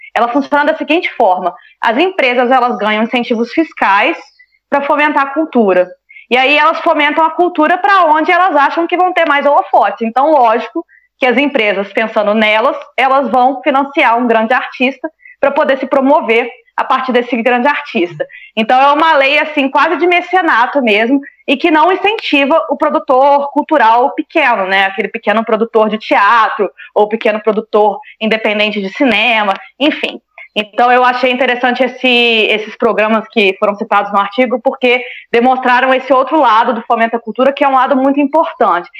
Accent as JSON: {"language": "Portuguese", "town": "Juiz de Fora", "region": "Minas Gerais", "country": "Brazil", "moved": "as an adult", "said": "lá no meu bairro, em Juiz de Fora"}